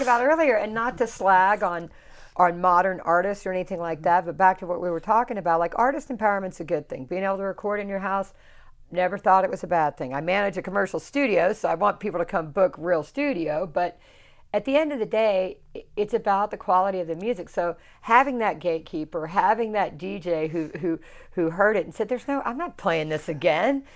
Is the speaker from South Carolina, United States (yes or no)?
yes; South Carolina, United States; moved away; I grew up in South Carolina.